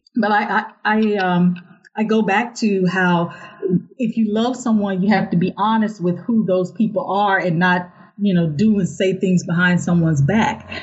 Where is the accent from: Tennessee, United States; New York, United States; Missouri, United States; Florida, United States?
Missouri, United States; St. Louis; I'm from St. Louis, and that is where I was mentored by the late great George E. Curry.